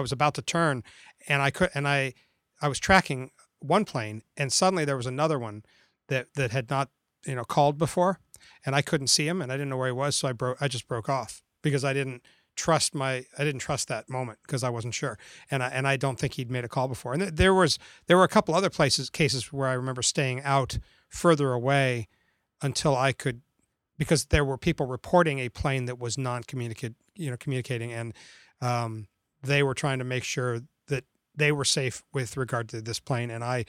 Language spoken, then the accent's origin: English; Florida, United States; as a kid growing up in Florida, I love the space program and have always been into it.